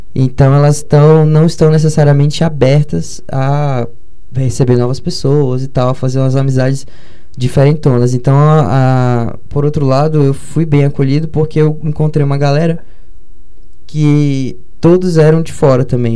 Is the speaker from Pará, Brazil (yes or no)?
yes; Belém, Pará, Brazil; moved away as an adult; now in Brasília, Brazil; eu sou de Belém do Pará